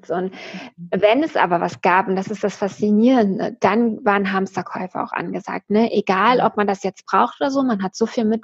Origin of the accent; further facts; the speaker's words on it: Germany; ich bin aus ja. Nordosten von Berlin, ich bin Ossi, wir sind beide so ungefähr zehn gewesen, als die Mauer gefallen ist